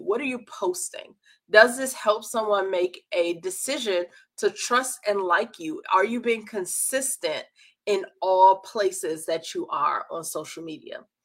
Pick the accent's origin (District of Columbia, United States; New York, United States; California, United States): District of Columbia, United States; Washington; I'm from Washington, D.C.